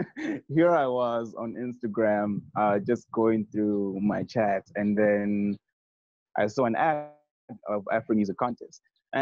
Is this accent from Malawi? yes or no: yes; Malawi; first language Chichewa; English is a second language; now in Midrand, South Africa; I come all the way from Malawi